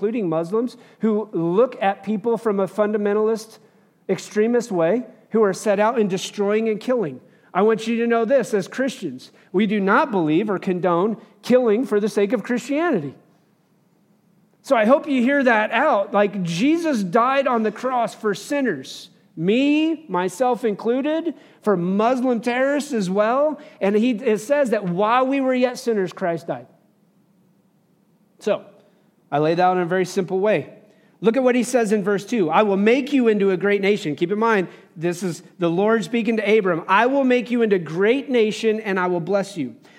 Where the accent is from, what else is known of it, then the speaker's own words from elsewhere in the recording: United States; I'm speaking as an American